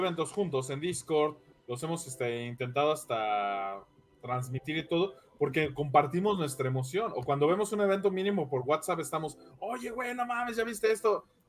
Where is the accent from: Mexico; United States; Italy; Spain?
Mexico; yo como mexicano residente de aquí